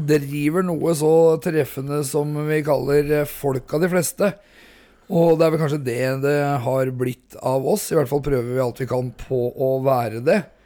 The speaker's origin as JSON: {"language": "Norwegian", "town": "Hobøl", "region": "Østfold", "country": "Norway", "said": "45 år, fra Hobøl i Indre Østfold"}